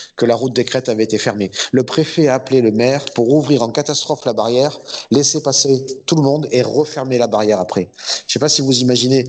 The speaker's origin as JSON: {"language": "French", "town": "Marseille", "region": "Provence-Alpes-Côte d'Azur", "country": "France", "said": "je suis Marseillais"}